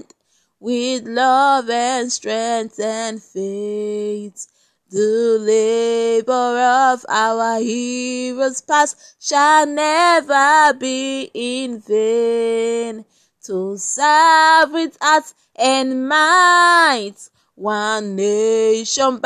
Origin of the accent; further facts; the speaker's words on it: Edo, Nigeria; first language Esan; English is a second language; I was born in Nigeria. I've lived in Nigeria